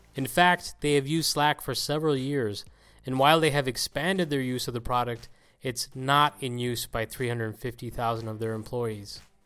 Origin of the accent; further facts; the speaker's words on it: Ireland; my home country of Ireland